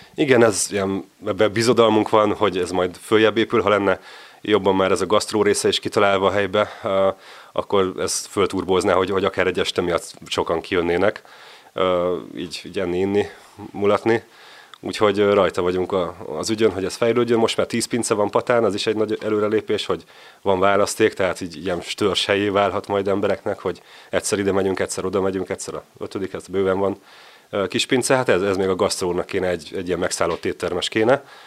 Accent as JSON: {"language": "Hungarian", "region": "Budapest", "country": "Hungary", "tie": "born or raised there", "also_born_or_lived": "Mátra", "moved": "as an adult", "said": "Én Csepelen nőttem föl"}